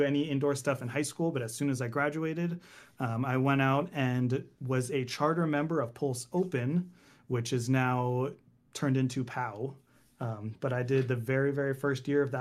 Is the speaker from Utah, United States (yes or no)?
no; Anaheim, California, United States; I'm from SoCal. I am a SoCal native. I was born in Anaheim, which is the land of Disney, if you are familiar with Anaheim. Grew up all in that area, just in Orange County area